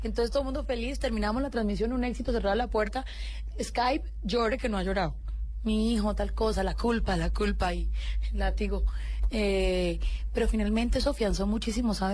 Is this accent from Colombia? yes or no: yes; Colombia; yo soy una colombiana común y corriente